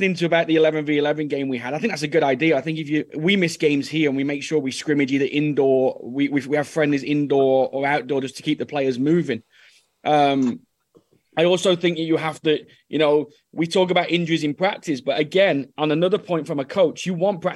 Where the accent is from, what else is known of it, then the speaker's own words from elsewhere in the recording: England, United Kingdom; moved away as an adult; also born or lived in Norway; now in Dallas, United States; as an English boy